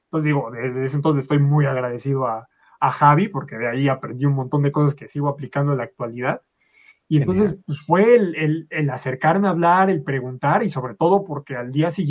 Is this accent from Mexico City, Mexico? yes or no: yes; Mexico City, Mexico; yo soy de Ciudad de México.